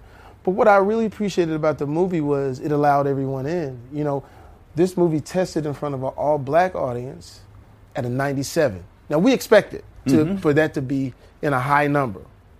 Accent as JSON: {"language": "English", "region": "Texas", "country": "United States", "tie": "born or raised there", "moved": "yes", "said": "I'm actually from Texas."}